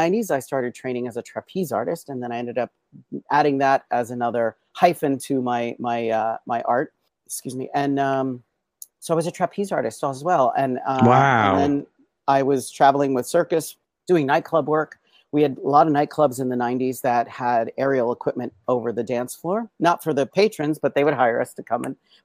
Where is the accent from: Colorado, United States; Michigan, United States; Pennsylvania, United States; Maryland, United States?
Pennsylvania, United States; I was born and raised in Pennsylvania on a mountaintop